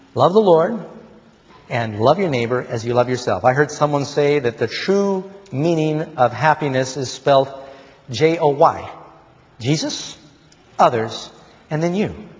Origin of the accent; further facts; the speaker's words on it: New York, United States; also born or lived in Burbank, California; I was born in Burbank, but I ended up growing up in Manhattan.